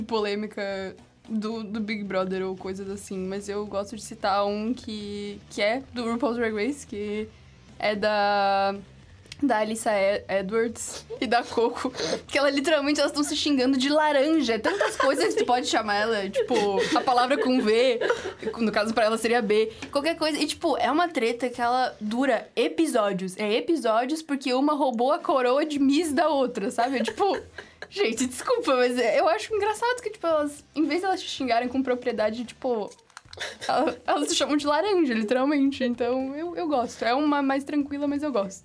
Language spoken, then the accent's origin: Portuguese; Florianópolis, Santa Catarina, Brazil; eu tenho 21 anos, eu sou daqui de Floripa.